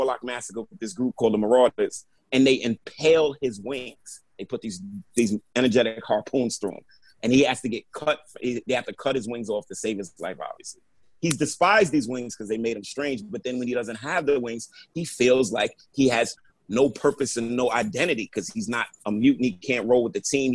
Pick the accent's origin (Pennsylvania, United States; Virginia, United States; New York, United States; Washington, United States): New York, United States; I'm from New York